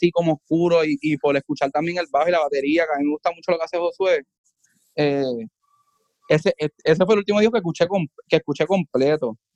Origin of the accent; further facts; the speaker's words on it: Puerto Rico; Mira, yo vengo de Puerto Rico a tocar en Costa Rica